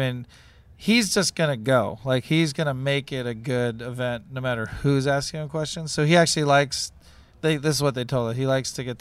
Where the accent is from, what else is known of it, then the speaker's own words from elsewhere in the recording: Wisconsin, United States; now in Ohio, United States; I was born in Wisconsin